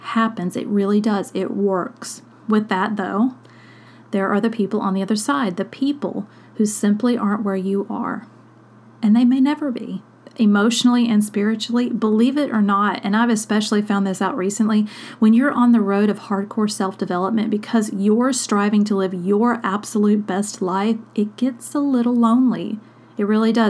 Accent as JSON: {"language": "English", "region": "South Mississippi", "country": "United States", "tie": "born or raised there", "said": "when I was a kid, I grew up poor in South Mississippi"}